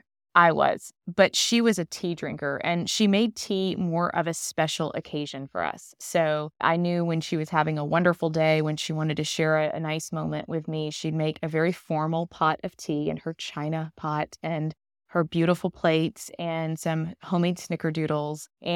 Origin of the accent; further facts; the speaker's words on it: Louisiana, United States; moved away; I grew up in Louisiana, and so coffee is like straight Louisiana.